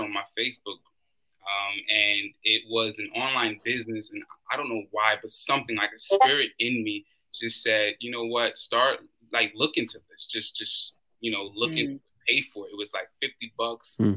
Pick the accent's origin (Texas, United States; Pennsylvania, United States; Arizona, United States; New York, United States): New York, United States; New York City; moved away; also born or lived in Florida; I'm originally from Brooklyn, I wind up moving to Florida